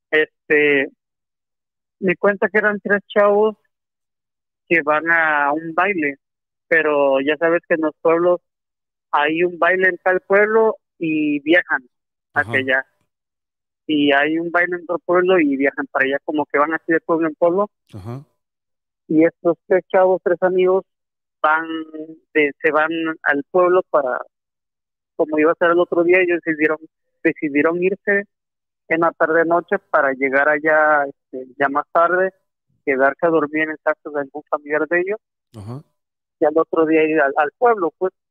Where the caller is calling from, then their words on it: Acapulco, Guerrero, Mexico; Este, … … de Acapulco.